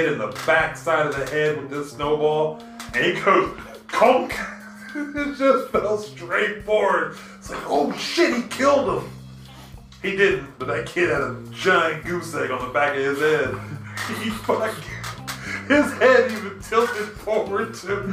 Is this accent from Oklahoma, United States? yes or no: yes; Oklahoma, United States; I'm from Oklahoma.